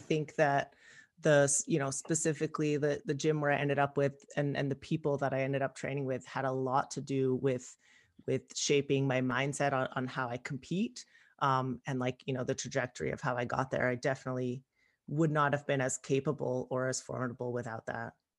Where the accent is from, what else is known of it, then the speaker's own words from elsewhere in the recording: Palmdale, California, United States; I grew up in Palmdale, which is in it's technically in LA County